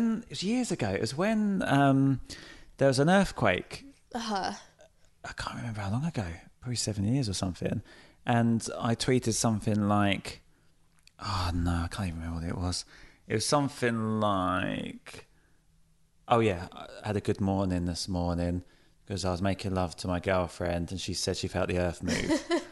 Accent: Folkestone, South East England, United Kingdom; I come from Folkestone in Kent, which is where the Channel Tunnel starts

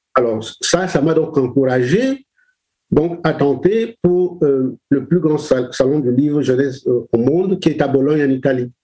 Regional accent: Douala, Littoral, Cameroon; je suis né au Cameroun, je suis euh, né à Douala

